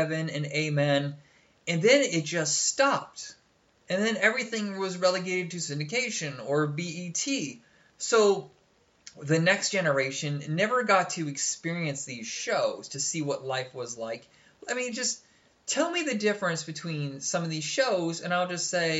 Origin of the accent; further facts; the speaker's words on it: Fort Wayne, Indiana, United States; also born or lived in Huntington, Indiana; I grew up in Fort Wayne, And then when I was 13, we got sick and tired of renting a place. We moved to Huntington